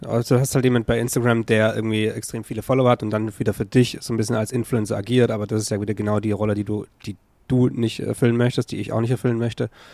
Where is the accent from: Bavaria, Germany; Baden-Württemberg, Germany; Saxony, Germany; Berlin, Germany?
Baden-Württemberg, Germany; Stuttgart area; moved away; ich bin ja auch im Umfeld quasi aufgewachsen